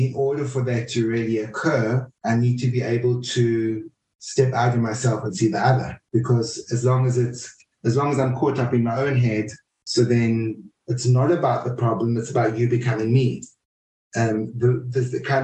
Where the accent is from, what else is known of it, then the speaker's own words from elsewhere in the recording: South Africa; Culturally, I'm very South African